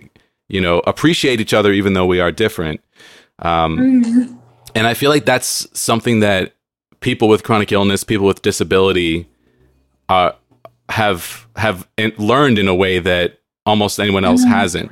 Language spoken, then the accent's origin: English; San Diego, California, United States; moved away as an adult; now in Seattle, United States; I grew up in San Diego and I miss it